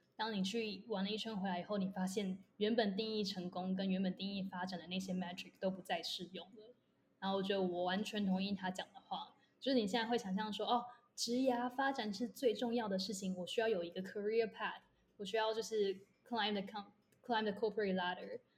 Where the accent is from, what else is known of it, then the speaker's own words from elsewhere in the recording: Taiwan; moved away as an adult; also born or lived in United States; 我就回台大旁听的时候